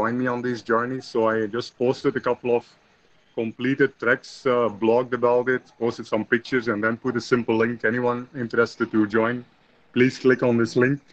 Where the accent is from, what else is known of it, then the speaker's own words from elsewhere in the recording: Belgium; I was born in Belgium, I think I was very fortunate to grow up in like a small village, actually, the green outskirts on a farm